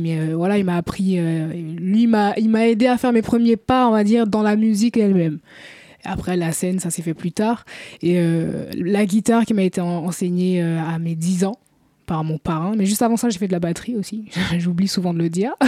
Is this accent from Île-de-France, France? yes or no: yes; Paris, Île-de-France, France; also born or lived in Guadeloupe / Martinique / Antilles; j'ai grandi à Paris. Je suis d'origine euh, guadeloupéenne et martiniquaise par mes parents